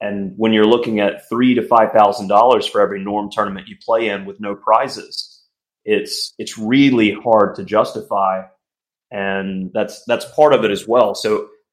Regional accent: Alabama, United States; my home state of Alabama

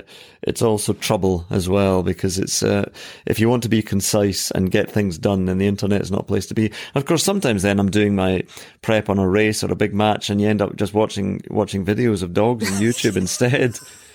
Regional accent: Scotland, United Kingdom; So I come from Ayrshire.

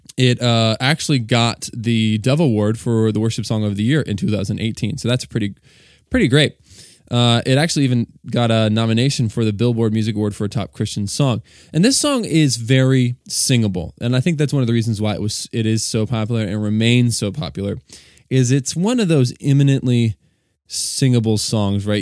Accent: Virginia, United States; moved away as an adult; now in Delaware, United States; I was born and raised in Virginia, and now I reside and live in Delaware with my wife and our two kids.

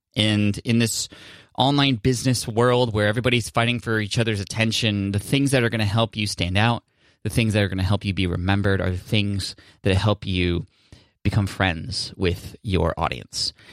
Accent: San Diego, California, United States; I'm from San Diego

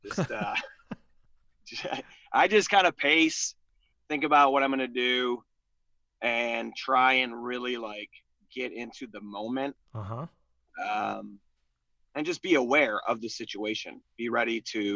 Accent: Chicago, Illinois, United States; also born or lived in Dayton, Ohio; I grew up in Beverly, West Beverly, mm-hmm. Morgan Park

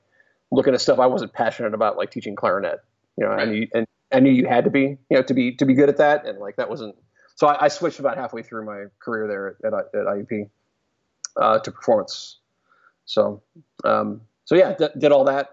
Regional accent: Carlisle, Pennsylvania, United States; Carlisle, Pennsylvania, which is my hometown

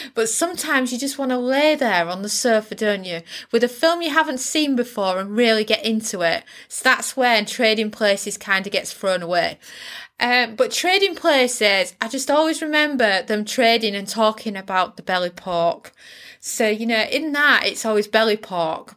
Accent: United Kingdom; as a Brit

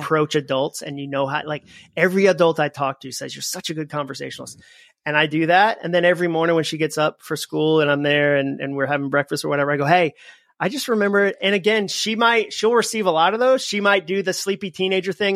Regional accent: Massachusetts, United States; moved away as an adult; also born or lived in Alabama; now in Nashville, United States; I grew up in Massachusetts.

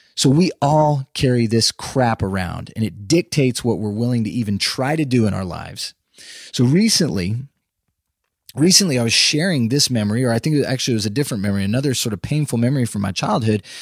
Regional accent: Austin, Texas, United States; moved away as an adult; now in Nashville, United States; I grew up in Texas, in Central Texas, around the Austin area

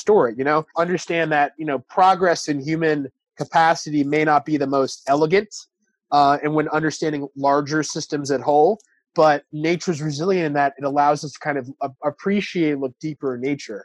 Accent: New York City, New York, United States; I'm from New York City.

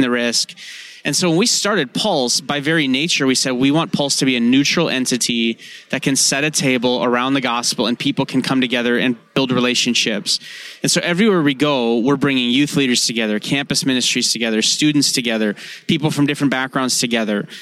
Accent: North Dakota, United States; I'm from North Dakota.

